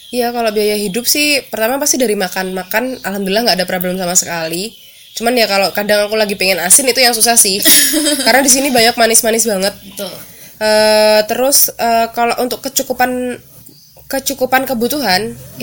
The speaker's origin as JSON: {"language": "Indonesian", "region": "East Java", "country": "Indonesia", "moved": "as an adult", "lives_now": "Yogyakarta, Indonesia", "said": "Jawa Timur juga kayak gitu sih mm. di daerah tempat tinggal aku tempat asal aku"}